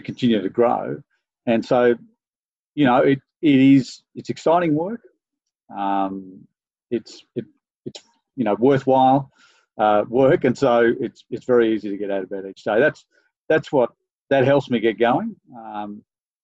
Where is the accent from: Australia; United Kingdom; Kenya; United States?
Australia; Sydney, New South Wales; I grew up in Sydney